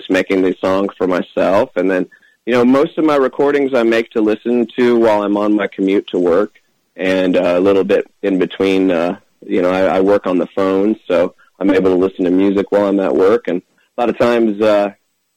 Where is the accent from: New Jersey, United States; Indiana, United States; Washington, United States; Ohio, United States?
Ohio, United States; The Plains; moved away as an adult; also born or lived in Memphis, Tennessee; now in Asheville, United States; I was born at Oblenus Hospital, and I grew up in the Plains, back when the Plains was even smaller and less busy than it is now. Went to Athens High School